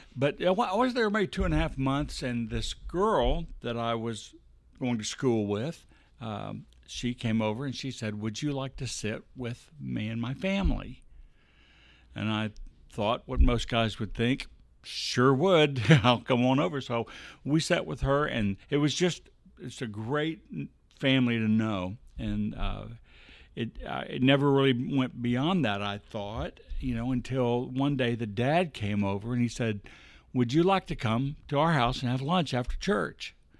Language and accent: English; Bossier City, Louisiana, United States; I was born in Bossier City